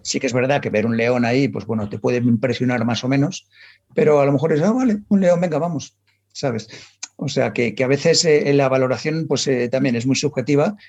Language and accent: Spanish; Madrid, Community of Madrid, Spain; nací en Madrid, en, en, la más dentro de la M30, en lo cual un ambiente súper urbanita